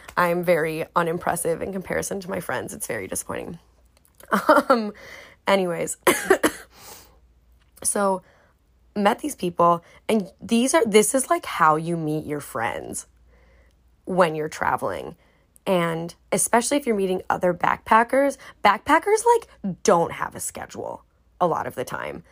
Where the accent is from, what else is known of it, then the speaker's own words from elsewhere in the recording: United States; speaking out of my experience as an American